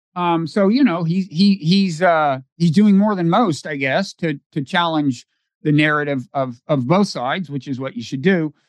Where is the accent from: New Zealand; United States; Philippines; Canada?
United States; I'm an American citizen.